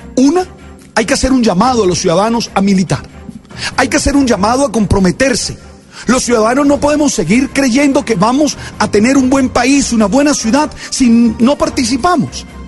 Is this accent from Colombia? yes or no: yes; Colombia; nosotros como colombianos